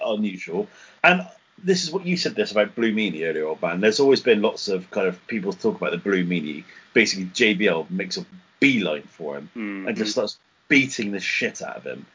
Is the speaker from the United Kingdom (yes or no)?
yes; England, United Kingdom; we're English